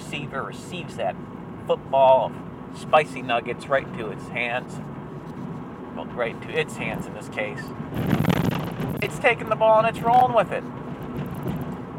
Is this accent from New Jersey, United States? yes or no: no; Michigan, United States; This is my home state of Michigan